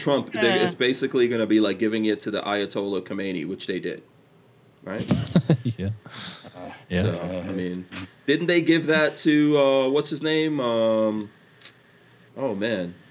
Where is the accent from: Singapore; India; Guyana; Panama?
Guyana; now in United States; I was born in Guyana